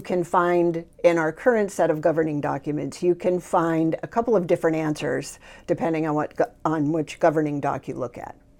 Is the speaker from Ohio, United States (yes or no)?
yes; Sylvania, Ohio, United States; moved away as an adult; now in Maui, United States; I grew up, um, in a small suburb outside of Toledo, Ohio, Sylvania, Ohio